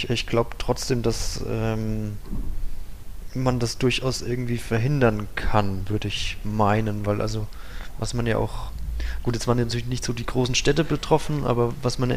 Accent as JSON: {"language": "German", "region": "Bavaria", "country": "Germany", "tie": "born or raised there", "said": "also ich kenne ähm, das auch aus meinem Heimatort. Wir waren auch immer an der Fränkischen Saale"}